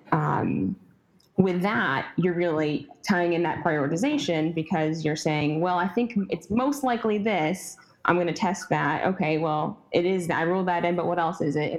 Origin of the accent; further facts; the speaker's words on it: Syracuse, New York, United States; I'm from Syracuse, New York